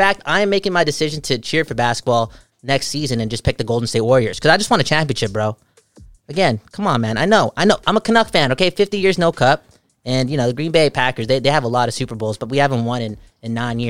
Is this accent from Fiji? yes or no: yes; Fiji; I'm a Hindu. I'm a Findu. A Findu. You know what a Findu